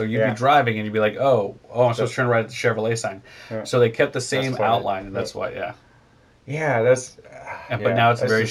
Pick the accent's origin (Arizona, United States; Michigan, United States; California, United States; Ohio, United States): California, United States; San Jose; I grew up here in San Jose.